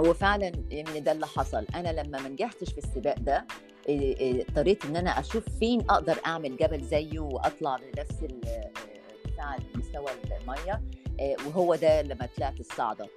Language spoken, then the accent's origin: Arabic; Egypt; also born or lived in United States; أنا جاية من مصر